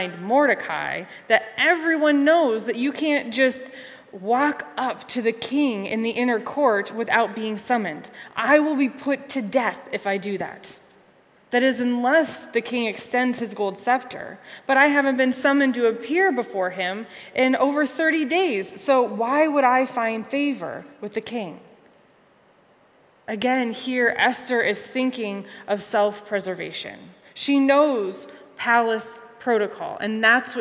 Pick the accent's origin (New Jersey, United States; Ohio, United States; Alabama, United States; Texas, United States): Ohio, United States; Conneaut; also born or lived in Cincinnati, Ohio; my hometown in Conneaut, Ohio